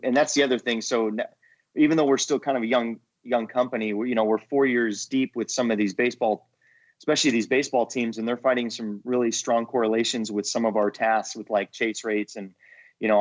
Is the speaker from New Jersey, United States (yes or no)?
no; California, United States; moved away as an adult; also born or lived in Virginia; I am from California